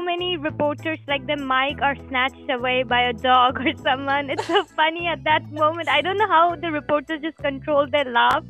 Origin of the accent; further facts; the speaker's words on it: India; also from India.